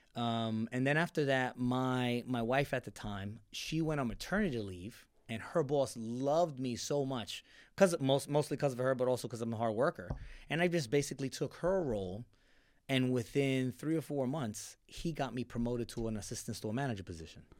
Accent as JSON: {"language": "English", "town": "Tampa", "region": "Florida", "country": "United States", "tie": "born or raised there", "also_born_or_lived": "New York", "said": "we left New York, uh, nine, ten. So, and then moved down to the Tampa Bay area"}